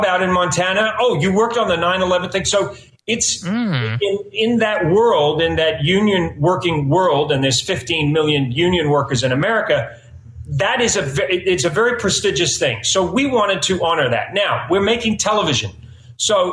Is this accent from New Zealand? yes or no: yes; New Zealand; now in United States; I am an immigrant. I come from New Zealand. We say weird things.